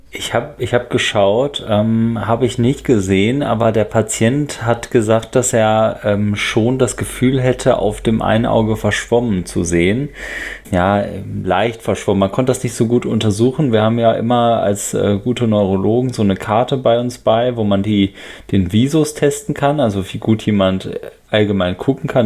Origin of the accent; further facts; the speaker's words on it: Netherlands; moved away; aus meinem Heimatland sozusagen, nämlich aus den Niederlande